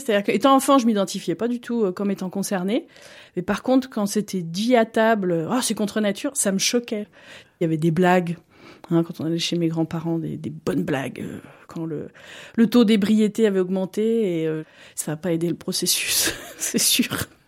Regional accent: Montluçon, Auvergne-Rhône-Alpes, France; moved away as an adult; now in Lausanne, Switzerland; je suis originaire euh, en France de Montluçon, un petit bled euh, au centre de la France

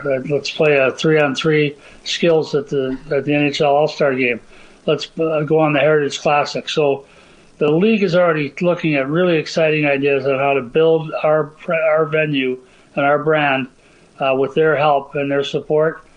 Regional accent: Minnesota, United States; Growing up in Minnesota for an American kid

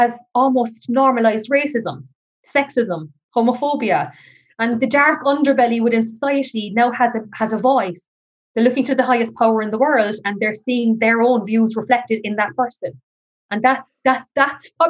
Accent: Ireland; we are losing who we are as Irish people

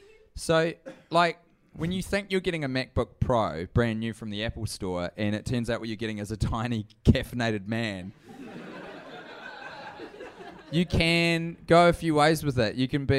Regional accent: New Zealand; hey, this is me, I'm from New Zealand, I do comedy and I do this podcast

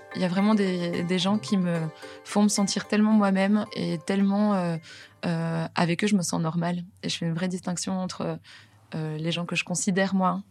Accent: Belgium; moved away as an adult; now in Paris, France; je suis belge

